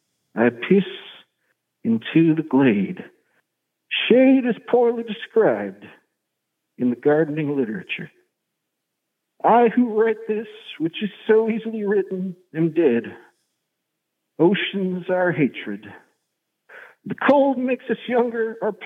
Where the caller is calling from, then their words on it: Bryn Mawr, Pennsylvania, United States; calling from Bryn Mawr, that's out of Philadelphia.